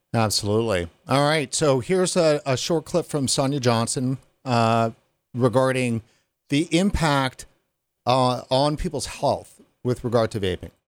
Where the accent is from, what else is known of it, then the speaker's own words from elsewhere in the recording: Canada; as a Canadian